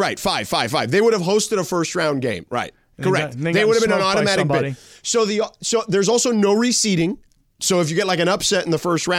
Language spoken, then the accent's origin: English; Florida, United States; They have them where we grew up in South Florida.